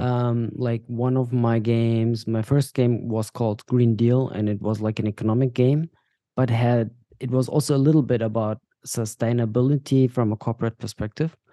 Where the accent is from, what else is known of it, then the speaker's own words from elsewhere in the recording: Bavaria, Germany; also born or lived in Dubai; now in Berlin, Germany; we moved to Germany when I was five years old, to Bavaria, to the south of Germany